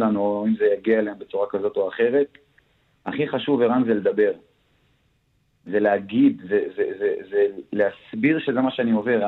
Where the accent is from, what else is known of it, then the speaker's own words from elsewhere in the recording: Daliyat al-Karmel, Haifa District, Israel; אני מדלת אל כרמל